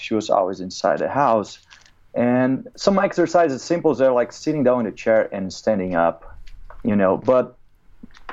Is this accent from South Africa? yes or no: no; Brazil; now in United States; I grew up in Brazil. I'm an immigrant in America